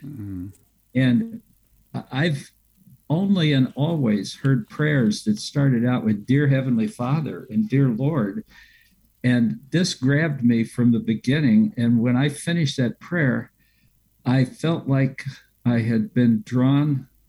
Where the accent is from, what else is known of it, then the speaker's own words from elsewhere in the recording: Lexington, Kentucky, United States; being from Kentucky, my hometown in Lexington